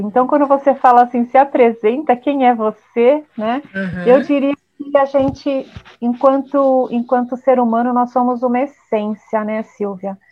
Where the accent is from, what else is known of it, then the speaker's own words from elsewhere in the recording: São Paulo, Brazil; sou aqui de São Paulo